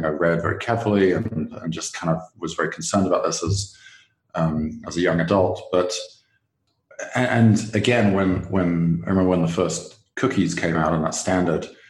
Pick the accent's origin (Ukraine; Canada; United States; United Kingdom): United Kingdom; England; moved away; my home country, England